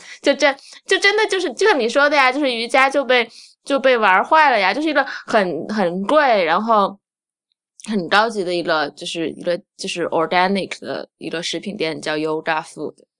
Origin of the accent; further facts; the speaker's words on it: Sichuan Fine Arts Institute, Chongqing, China; 我小时候是在四川美院长大的